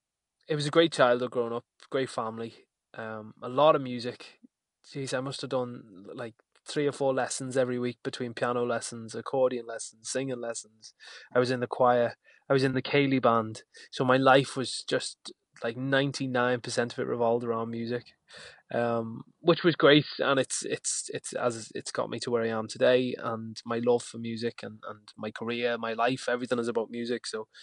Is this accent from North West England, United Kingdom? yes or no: yes; Liverpool, North West England, United Kingdom; I had a big point to prove as well, in the fact that I was coming from Liverpool to try and crack this country dance scene.